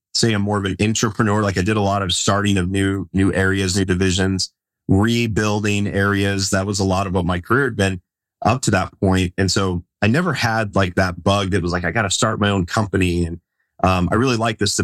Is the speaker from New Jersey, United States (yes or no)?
no; Las Vegas, Nevada, United States; So I grew up in Las Vegas, and I grew up right near the Air Force base